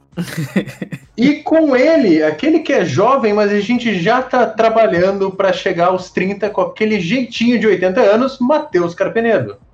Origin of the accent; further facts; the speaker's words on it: Brazil; sendo brasileiro